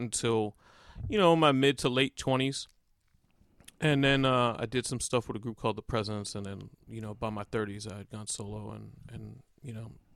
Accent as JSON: {"language": "English", "town": "New York City", "region": "New York", "country": "United States", "said": "I'm from Staten Island, so like I'm from New York City"}